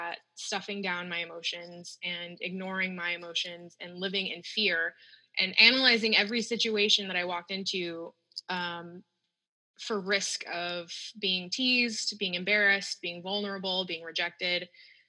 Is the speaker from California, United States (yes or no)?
yes; Northern California, United States; I grew up in the Northern California, so it's hot most of the days